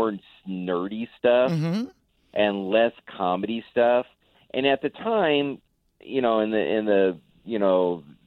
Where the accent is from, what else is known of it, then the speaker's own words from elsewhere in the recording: Orange County, California, United States; now in Portland area, Oregon, United States; I'm from Orange County